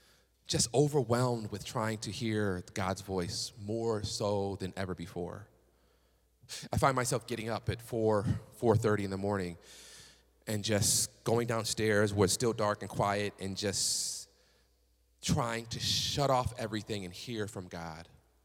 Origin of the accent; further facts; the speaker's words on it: Chattanooga, Tennessee, United States; I was coming from Tennessee, right? Chattanooga, slow southern city, right? Don't nobody drive fast out there.